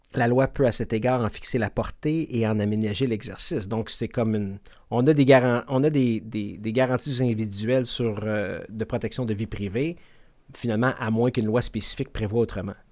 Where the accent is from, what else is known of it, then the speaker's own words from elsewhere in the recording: Quebec, Canada; chez nous, au Québec